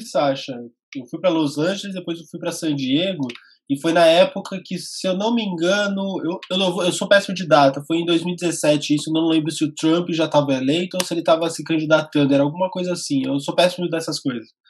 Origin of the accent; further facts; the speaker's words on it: Brazil; eu sou brasileiro